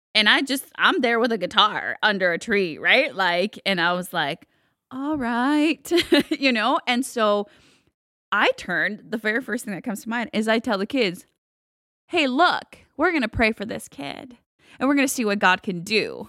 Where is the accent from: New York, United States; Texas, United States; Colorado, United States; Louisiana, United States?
Texas, United States; also born or lived in Guatemala; I grew up in Texas